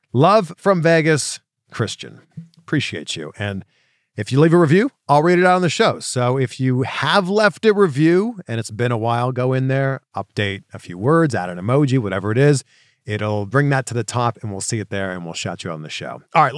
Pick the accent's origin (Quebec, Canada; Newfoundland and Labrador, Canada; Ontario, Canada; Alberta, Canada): Ontario, Canada; Toronto; now in United States; So I'm originally from Toronto.